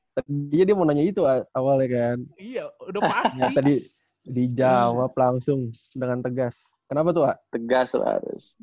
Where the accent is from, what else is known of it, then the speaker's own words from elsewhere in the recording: West Java, Indonesia; ini kita orang Sunda gitu kan?